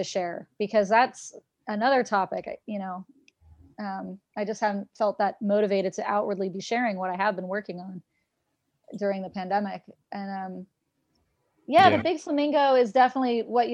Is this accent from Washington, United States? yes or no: yes; Seattle, Washington, United States; I'm from Seattle